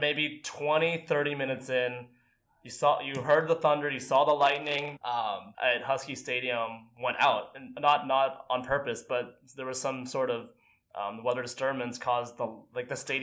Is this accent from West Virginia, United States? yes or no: no; Bay Area, California, United States; We're born and raised in the Bay Area